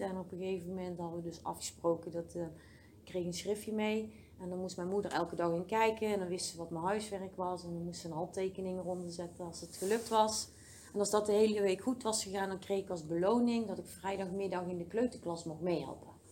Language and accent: Dutch; Oss, North Brabant, Netherlands; also born or lived in Den Bosch; ik ben in Den Bosch geboren